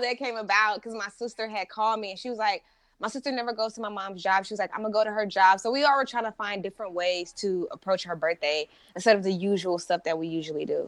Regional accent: St. Louis, Missouri, United States; now in California, United States; I'm originally from Saint Louis, Missouri

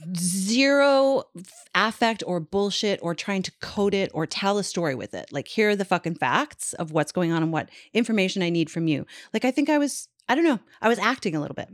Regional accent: Newfoundland and Labrador, Canada; moved away; in my hometown

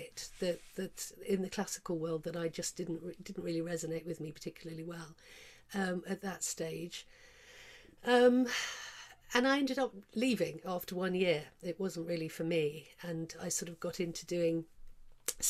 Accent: Cornwall, South West England, United Kingdom; moved away as an adult; also born or lived in London; I come from Cornwall, in a little fishing village down there

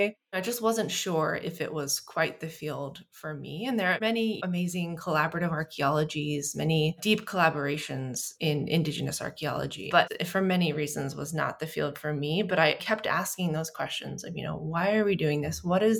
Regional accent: North Carolina, United States; also born or lived in Missouri; And I grew up in North Carolina and Missouri and kind of a whole bunch of other places. We moved around a bit.

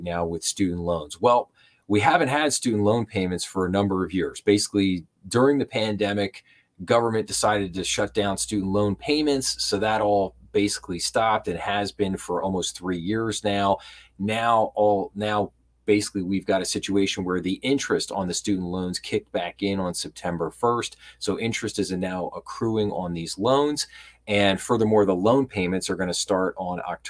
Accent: Philadelphia, Pennsylvania, United States; I'm from the Philadelphia area, so I'm a huge Philadelphia sports fan

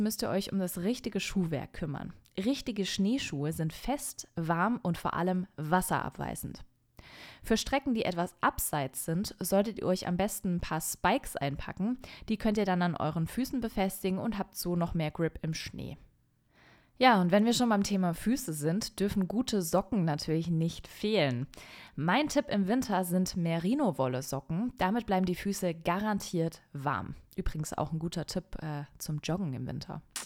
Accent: Franconian Switzerland, Bavaria, Germany; in die fränkische Schweiz, meine Heimat.

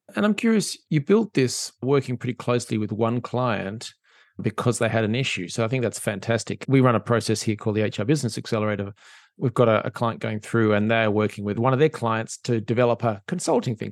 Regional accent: Australia; as an Australian

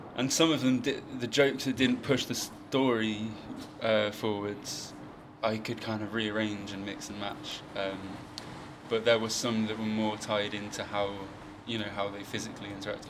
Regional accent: New Forest, South East England, United Kingdom; i'm from like the new forest

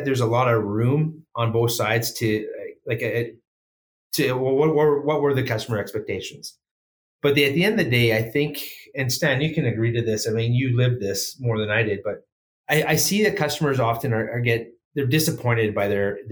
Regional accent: Alberta, Canada; I'm born and raised in Alberta.

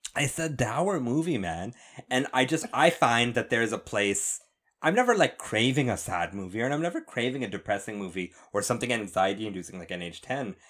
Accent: Canada; I'm Canadian

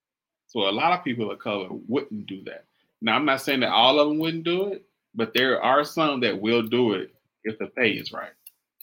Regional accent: West Coast, United States; I'm from the West Coast

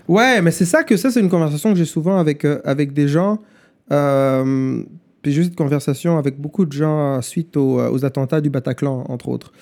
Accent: Rwanda; first language German; French is a second language; moved away; also born or lived in Germany; quand j'étais gamin au Rwanda

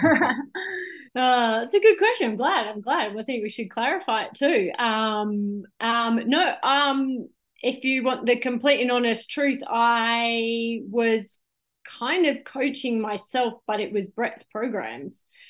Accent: Gold Coast, Queensland, Australia; I was born on the Gold Coast

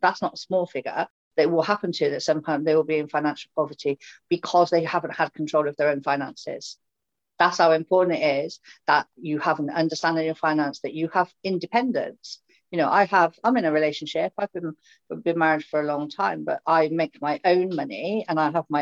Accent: Swindon, South West England, United Kingdom; from Swindon

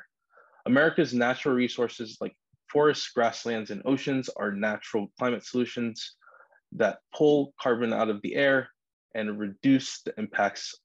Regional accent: New York City, New York, United States; I grew up in Queens, New York.

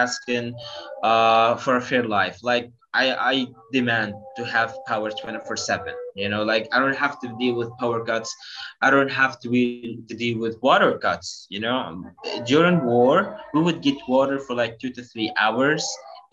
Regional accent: Gaza Strip, Palestine; also born or lived in Jibna (ancestral village)

